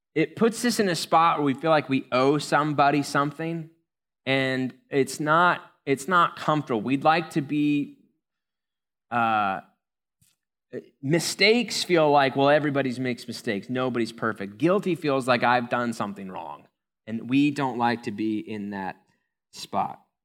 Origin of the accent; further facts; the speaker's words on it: United States; We're American